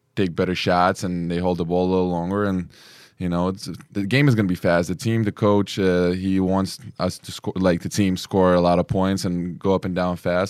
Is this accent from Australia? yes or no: no; Lithuania; also born or lived in New York; now in Spain; I'm from Lithuania, and I've been living in New York for four years